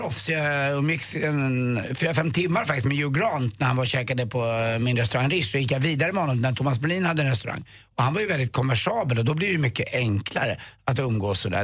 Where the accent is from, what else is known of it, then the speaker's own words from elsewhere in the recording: Sweden; jag är från Sverige